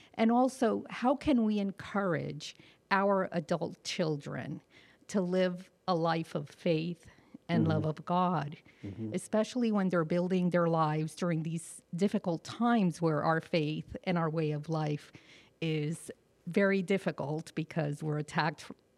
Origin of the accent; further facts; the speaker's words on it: Burlington, New Jersey, United States; I'm from New Jersey, Burlington, New Jersey.